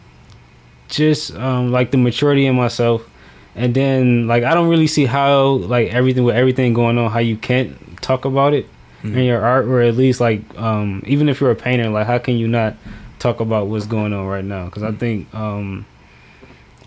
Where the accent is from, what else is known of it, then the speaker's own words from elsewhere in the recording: Detroit, Michigan, United States; I grew up in Detroit in the hood